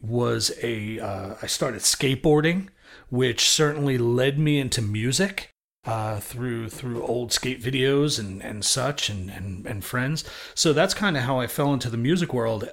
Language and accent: English; New York City, New York, United States; I grew up in Brooklyn, New York